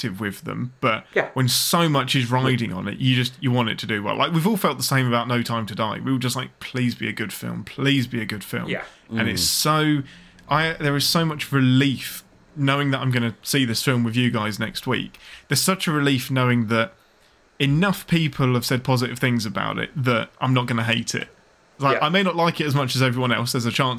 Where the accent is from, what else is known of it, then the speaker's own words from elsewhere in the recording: England, United Kingdom; I'm English